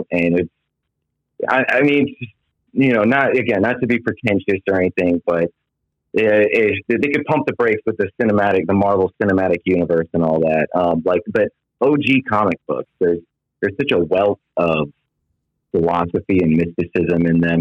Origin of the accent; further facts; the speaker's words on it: outside of Anchorage, Alaska, United States; also born or lived in Georgia / California; now in Florida, United States; I was born in Georgia, raised outside of Anchorage, Alaska, so I'm used to extremes, and I'm here in Florida now.